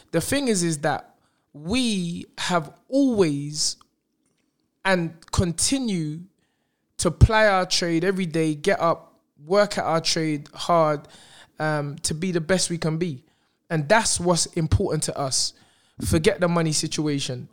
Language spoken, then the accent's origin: English; London, United Kingdom; also born or lived in Brixton